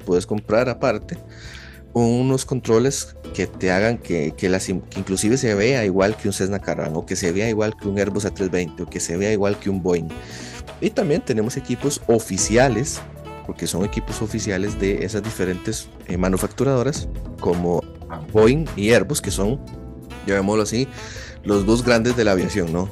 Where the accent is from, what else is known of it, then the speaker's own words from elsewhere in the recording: Costa Rica; yo soy de Costa Rica